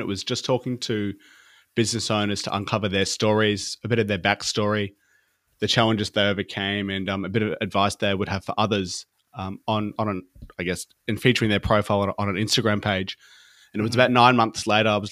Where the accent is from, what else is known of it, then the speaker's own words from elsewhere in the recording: Brisbane, Queensland, Australia; I'm from Australia, in a place called Brisbane in Queensland